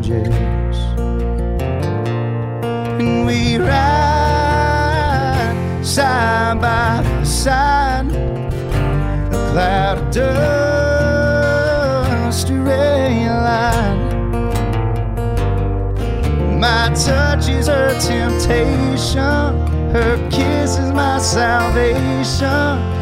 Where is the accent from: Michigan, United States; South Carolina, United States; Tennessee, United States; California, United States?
Tennessee, United States; I grew up in Tennessee, and we vacationed. My family is from Florida, originally South Georgia.